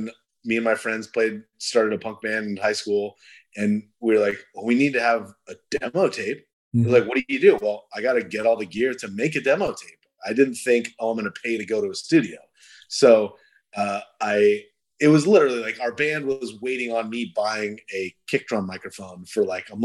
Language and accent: English; Yorba Linda, California, United States; I grew up in Yorba Linda